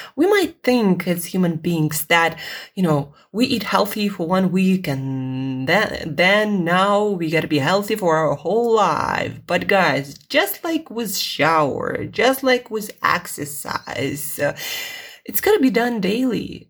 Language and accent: English; Russia; English is a second language; English is not my first language. It's not my native language. Uh, I'm Russian